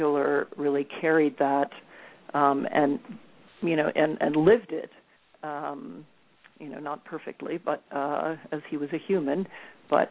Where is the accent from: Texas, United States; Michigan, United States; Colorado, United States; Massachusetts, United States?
Colorado, United States; I grew up in Colorado.